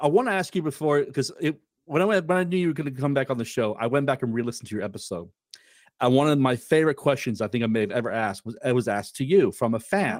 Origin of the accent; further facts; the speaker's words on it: United Kingdom; being British